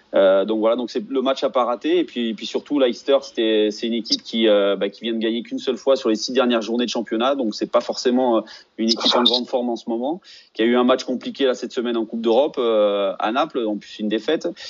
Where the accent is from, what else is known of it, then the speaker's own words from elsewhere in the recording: Auvergne-Rhône-Alpes, France; je suis auvergnat